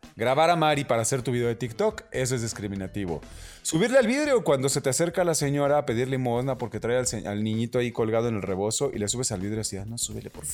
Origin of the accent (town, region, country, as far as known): Mexico